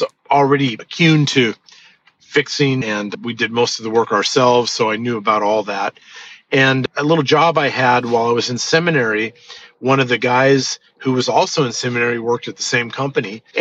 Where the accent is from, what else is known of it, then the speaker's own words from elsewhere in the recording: Orange, California, United States; also born or lived in Los Angeles, California; I was born in Los Angeles, California, and I was adopted as an infant. And my parents raised me in the city of Orange, in Orange County, California